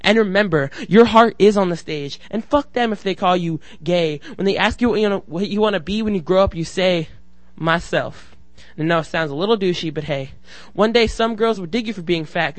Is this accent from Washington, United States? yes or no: yes; Seattle, Washington, United States; I'm from Seattle.